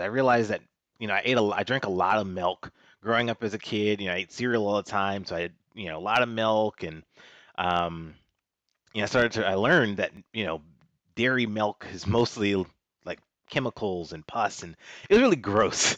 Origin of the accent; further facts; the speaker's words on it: Washington, District of Columbia, United States; moved away as an adult; also born or lived in North Carolina / New York; I grew up in Washington, D C.